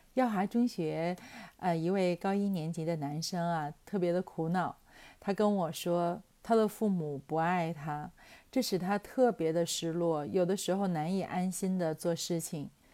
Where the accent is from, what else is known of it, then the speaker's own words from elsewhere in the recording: Tianjin, China; 就是我们天津人有一个说法叫牙掉了咽肚子里哈， 这个胳膊折了吞袖子里哈